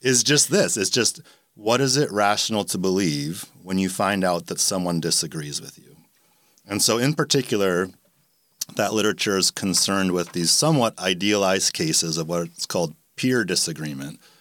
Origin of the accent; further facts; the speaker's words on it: Canada; moved away as an adult; also born or lived in Milwaukee, Wisconsin / Rochester; now in Jacksonville, United States; I grew up in Canada